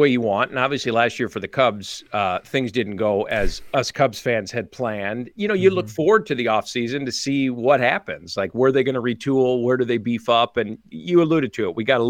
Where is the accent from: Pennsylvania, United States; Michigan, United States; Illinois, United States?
Illinois, United States; I've touched a lot on this as a fan first, and I always have been growing up in Chicago suburbs